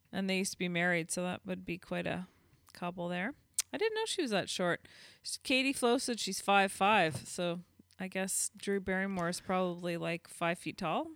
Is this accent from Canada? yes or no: yes; Canada; accent: Canadian; I am very Canadian